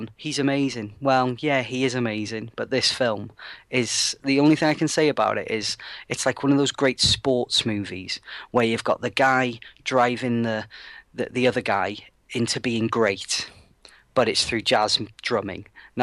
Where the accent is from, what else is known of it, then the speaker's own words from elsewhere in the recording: United Kingdom; as a British person